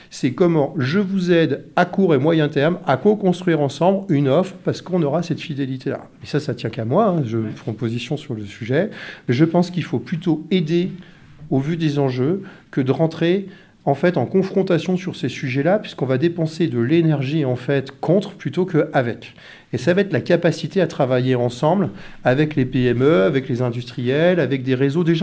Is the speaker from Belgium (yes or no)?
no; Brittany, France; Je euh, je vois pas, euh, on est breton nous